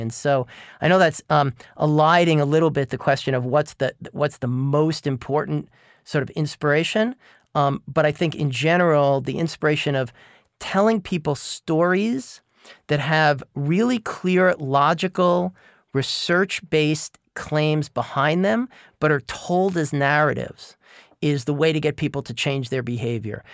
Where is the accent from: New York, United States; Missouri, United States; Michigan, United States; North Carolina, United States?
New York, United States; I grew up in New York in the nineteen seventies